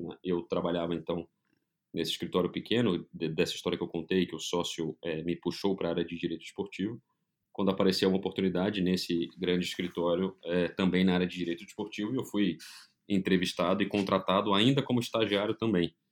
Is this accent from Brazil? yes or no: yes; Brazil; moved away as an adult; also born or lived in São Paulo; now in Orlando, United States; sou brasileiro